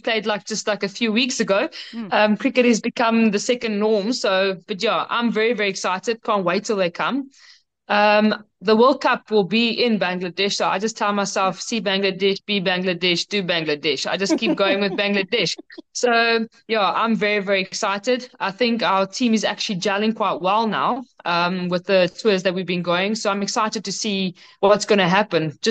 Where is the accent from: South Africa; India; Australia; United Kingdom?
South Africa; in our country as a South African